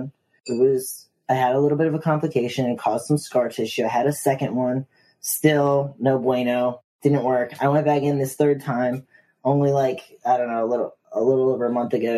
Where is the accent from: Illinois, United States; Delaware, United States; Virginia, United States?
Virginia, United States; now in New York City, United States; growing up in Virginia, I was a smoker